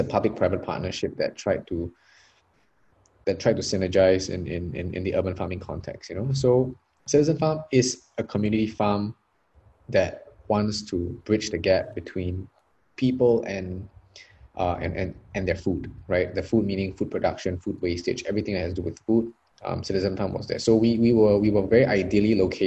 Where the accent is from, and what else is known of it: Singapore; also born or lived in Australia